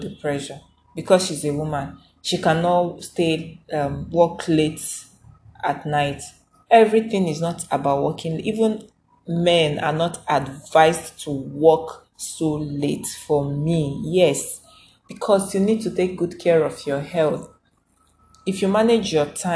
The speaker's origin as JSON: {"language": "English", "region": "Igboland", "country": "Nigeria", "said": "I'm a Nigerian, I'm an Africa, I'm Igbo"}